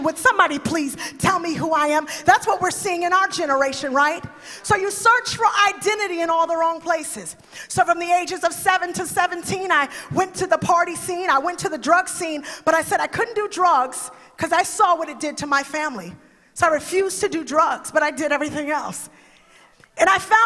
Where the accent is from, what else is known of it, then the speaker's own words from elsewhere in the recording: New York City, New York, United States; I grew up in the boogie down Bronx. Okay, no, I grew up in the Bronx